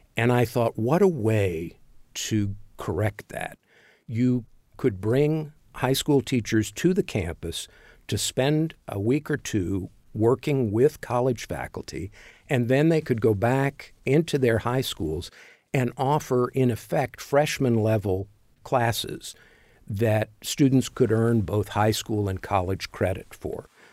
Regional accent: Louisville, Kentucky, United States; moved away as an adult; now in Bloomington, United States; I grew up in Louisville

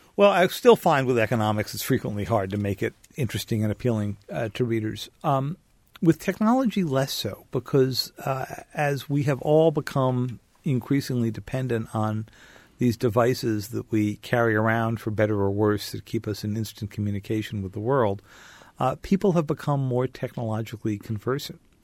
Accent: outside of New York, United States; I grew up outside of New York

